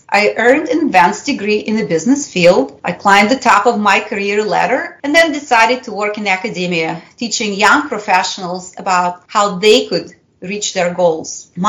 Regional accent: Russia; first language Russian; English is a second language; As you can probably tell, I'm bilingual. My native language is Russian. I grew up in the era of the Cold War, and under the Soviet Union regime.

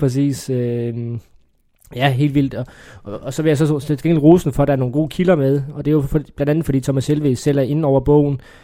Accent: Funen, Southern Denmark, Denmark; jeg er jo fynbo

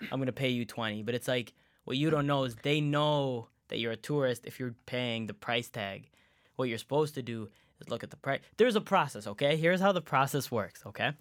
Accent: Canada; born or raised there; English is a second language; also born or lived in Saudi Arabia / Egypt

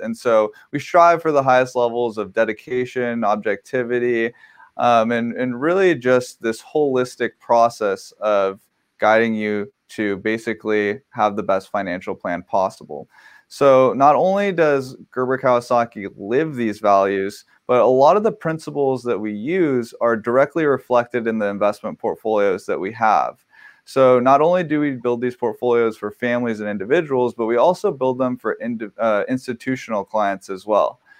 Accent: Southern California, United States; I grew up here in Southern California

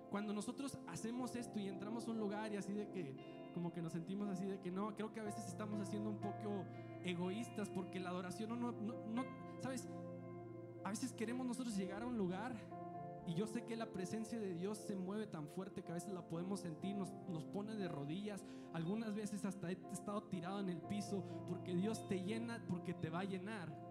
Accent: Allende, Coahuila, Mexico; soy de Allende, Coahuila

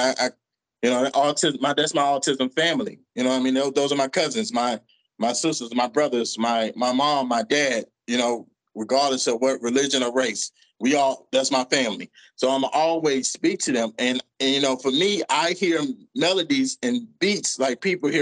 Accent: New York City, New York, United States; growing up in Brooklyn, New York

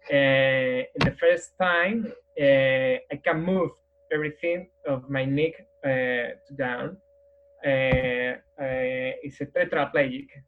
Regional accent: Madrid, Community of Madrid, Spain; English is a second language; I'm from Madrid, Spain. I, I am uh, 45 years old nowadays.

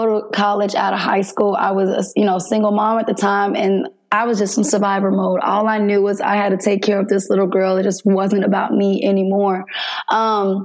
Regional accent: Jersey City, New Jersey, United States; moved away as an adult; I was born in Jersey City, New Jersey

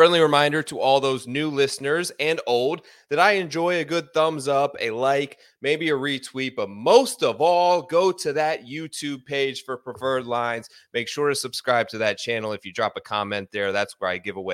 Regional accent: the Palm Beaches, Florida, United States; This is my hometown event

